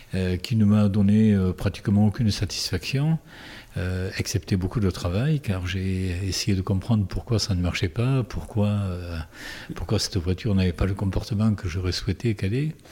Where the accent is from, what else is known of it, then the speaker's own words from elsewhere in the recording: Tarbes, Occitania, France; now in Saint-Pé-de-Bigorre, France; je suis tarbé d'origine, je suis né à Tarbes, d'une mère belge et d'un père espagnol.